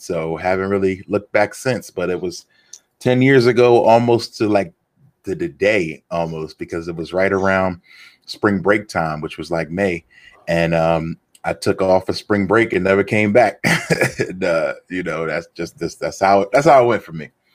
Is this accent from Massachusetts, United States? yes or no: no; Philadelphia, Pennsylvania, United States; growing up in Philly